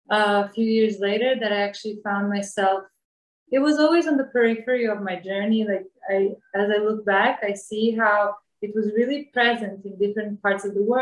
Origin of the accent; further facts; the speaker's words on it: Bosnia & Herzegovina; moved away as an adult; now in Ubud, Indonesia; Before that, I was traveling and living in different parts of the world. And originally, I come from Bosnia.